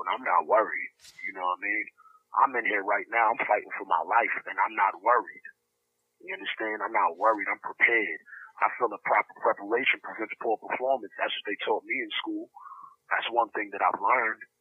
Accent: New York, United States; I grew up in Star City, I lived out there for 10 years, and there was a lot of Russian Jews out there

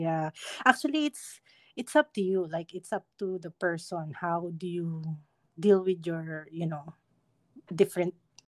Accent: Philippines; we're proud to be Filipinos.

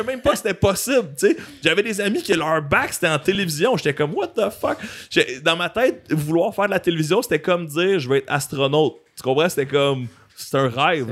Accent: Montreal, Quebec, Canada; En tant que fier Montréalais

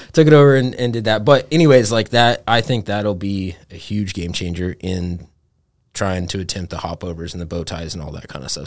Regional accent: Montana, United States; growing up in Montana

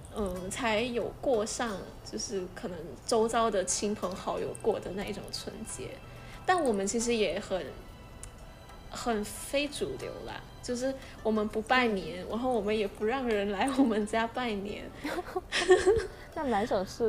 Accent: Malaysia; 马来西亚华人的年是怎么过的？所以我小的时候在理所当然地吃这些东西

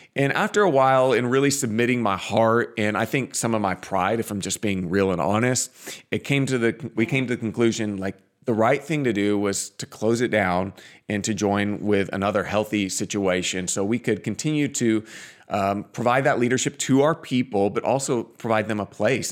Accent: Portland, Oregon, United States; now in Phoenix, United States; we grew up in the Northwest. We're from Portland

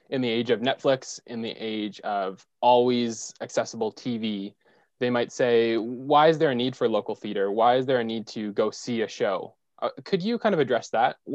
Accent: Orillia, Ontario, Canada; Yeah, and I I know as a student who I grew up in Orillia, but I remember going down to see shows in that theater too.

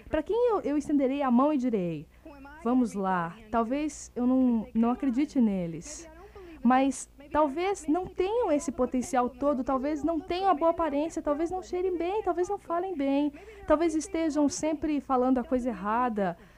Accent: Kenosha, Wisconsin, United States; now in Florida, United States; eu sou de Kenosha, Wisconsin

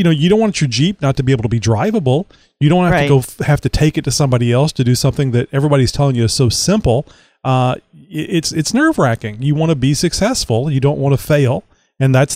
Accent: the South, United States; I'm from the South.

